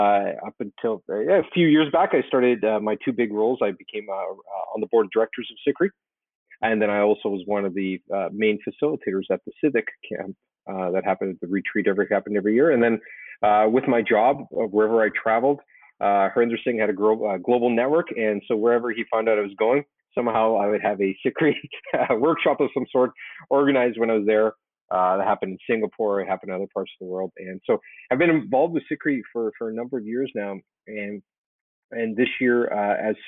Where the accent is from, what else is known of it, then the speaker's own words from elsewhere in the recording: Calgary, Alberta, Canada; moved away as an adult; now in Toronto, Canada; I grew up in the Western Canada, in Calgary, Alberta.